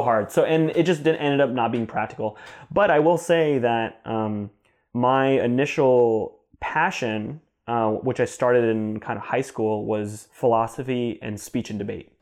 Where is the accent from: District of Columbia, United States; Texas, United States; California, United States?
California, United States; Temecula; also born or lived in New Jersey; my parents and I moved when I was three years old mm-hmm. to a city called Temecula, California, which is between San Diego and Los Angeles in Southern California